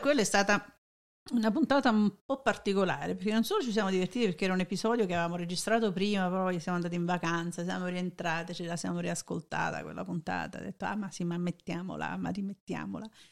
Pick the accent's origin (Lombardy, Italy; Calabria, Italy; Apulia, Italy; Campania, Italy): Campania, Italy; Naples; sono napoletana